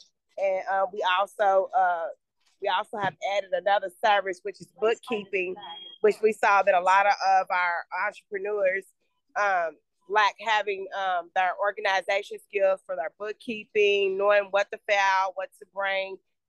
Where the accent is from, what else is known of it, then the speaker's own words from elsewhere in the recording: Louisville, Kentucky, United States; I'm from Louisville, grew up there